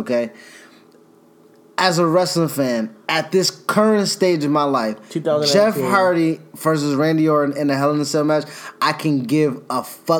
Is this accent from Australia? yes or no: yes; Australia; Shit, I'm Australian, just... nigga.